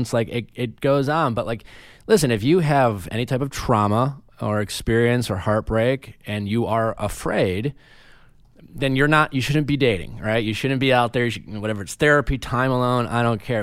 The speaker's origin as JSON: {"language": "English", "region": "Wisconsin", "country": "United States", "tie": "born or raised there", "also_born_or_lived": "Chicago", "moved": "yes", "said": "growing up in Wisconsin"}